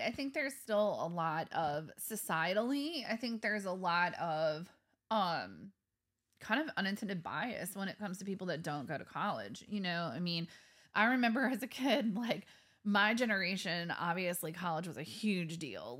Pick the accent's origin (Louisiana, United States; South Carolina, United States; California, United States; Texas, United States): Louisiana, United States; Kenner; I grew up in Kenner